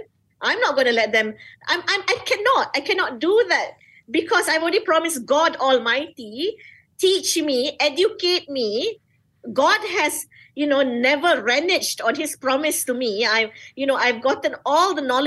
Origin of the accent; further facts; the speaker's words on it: Malaysia; I am a Malaysian.